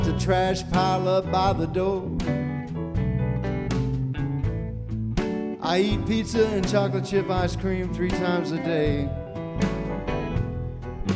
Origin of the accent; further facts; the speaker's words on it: Texas, United States; now in Nashville, United States; I moved to Nashville, Tennessee, 30-something years ago from my home state of Texas